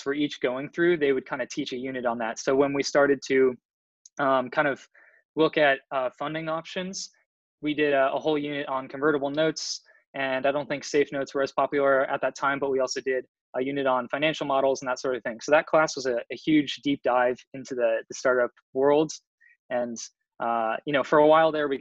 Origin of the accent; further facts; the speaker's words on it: San Mateo, California, United States; moved away as an adult; now in Boston, United States; I'm originally from the Bay Area, from San Mateo in San Francisco